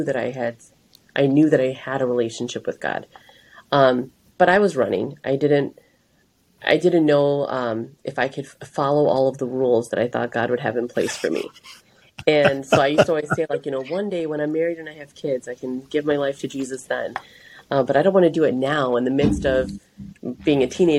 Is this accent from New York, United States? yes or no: no; Gurnee, Illinois, United States; I grew up in Gurnee